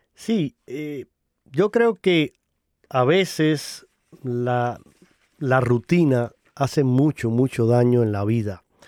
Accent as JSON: {"language": "Spanish", "region": "Holguín", "country": "Cuba", "tie": "born or raised there", "said": "yo soy cubano, y él fue precisamente obispo en la parte oriental de Cuba, en la diócesis concreta a la que yo pertenezco y a donde nací y crecí. Incluso en mi ciudad natal"}